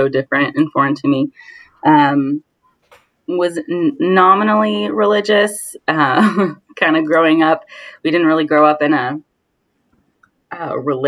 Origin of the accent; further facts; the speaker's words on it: Orange County, Southern California, United States; moved away as an adult; now in New York City, United States; I was born and raised in Southern California, in Orange County, to be specific.